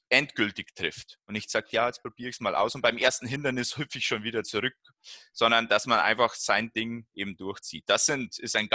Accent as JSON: {"language": "German", "town": "Wollensach", "region": "Bavaria", "country": "Germany", "tie": "born or raised there", "said": "dieser 10-Kilometer-Lauf, äh, der ja von der Abendschau vom Bayerischen Fernsehen organisiert wird, in meinem Heimatort in Wollensach stattfindet."}